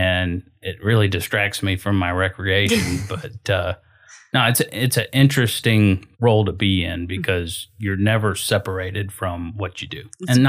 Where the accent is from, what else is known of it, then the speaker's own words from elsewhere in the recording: Florida, United States; I grew up in Citrus County, Florida, which is the best of both worlds.